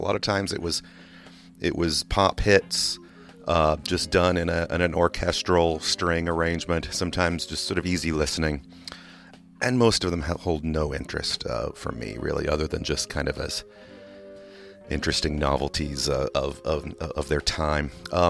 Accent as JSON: {"language": "English", "region": "England", "country": "United Kingdom", "tie": "born or raised there", "moved": "yes", "lives_now": "United States", "said": "People who don't know, I grew up in England, and I know that song was all over oldies radio in England"}